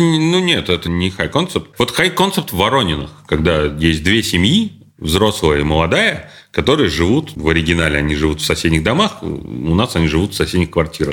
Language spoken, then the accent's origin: Russian; Kazan, Tatarstan, Russia; мы из Казани, и там вот этот вот гопнический сленг очень был э, распространен